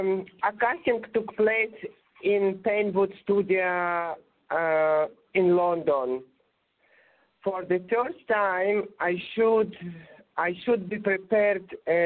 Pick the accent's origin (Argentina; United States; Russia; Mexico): Russia; accent: Russian; English is a second language; My English was very clumsy. I think you can hear that. But my Russian accent was liked